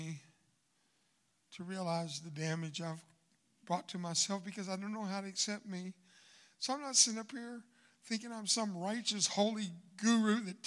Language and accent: English; United States; first language Spanish; English is a second language; I'm proud to be American